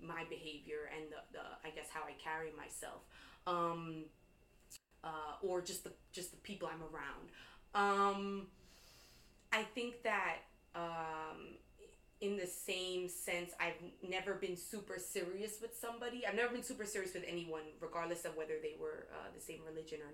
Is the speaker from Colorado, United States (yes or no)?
no; New York, United States; growing up in New York